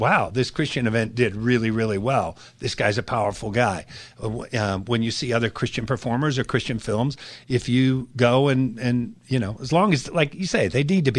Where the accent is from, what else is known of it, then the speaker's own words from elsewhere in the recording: Seattle, Washington, United States; I grew up in Seattle